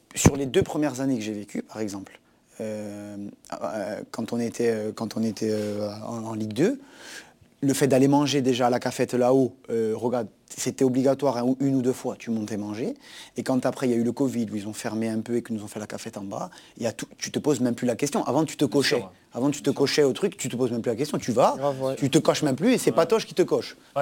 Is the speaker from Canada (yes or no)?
no; Corsica, France; moved away; un derby Bastia-Ajaccio où je sais que c'est quelque chose de très fort pour ma région